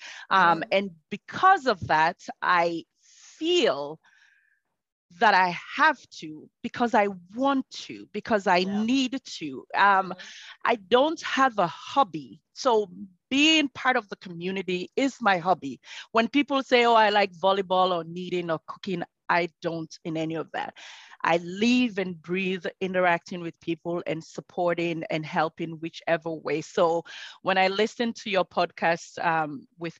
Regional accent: Sierra Leone; moved away; I am originally from Sierra Leone and I live and breathe Sierra Leone.

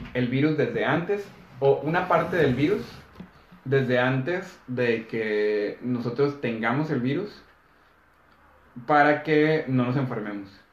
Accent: Mexico; hay gente de, mi ciudad, por ejemplo, que estamos cerca de Estados Unidos

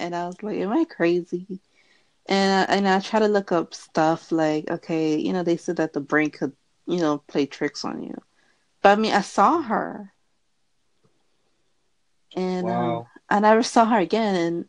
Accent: Philadelphia, Pennsylvania, United States; Philadelphia. And you?

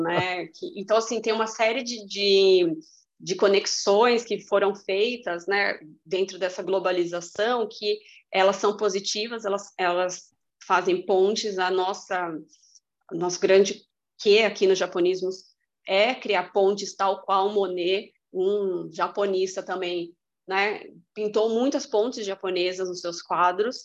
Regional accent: Brazil; eu sou brasileira.

